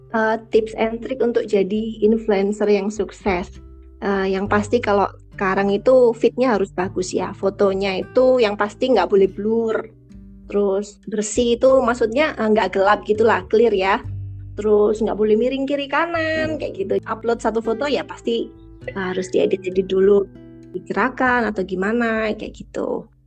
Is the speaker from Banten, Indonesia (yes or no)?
no; Surabaya, East Java, Indonesia; asalku dari Surabaya